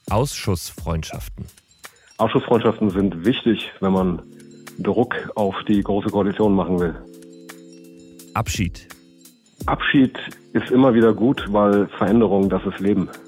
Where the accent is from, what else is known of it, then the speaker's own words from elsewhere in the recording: Hamburg, Germany; St. Pauli. St. Pauli ist meine Heimat, mein Verein, mein Viertel.